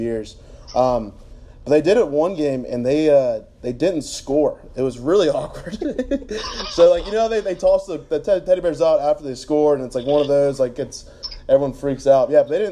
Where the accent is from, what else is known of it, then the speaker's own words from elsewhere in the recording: Summerville, South Carolina, United States; I grew up in Somerville, which is like, I don't know, 20 minutes from the Coliseum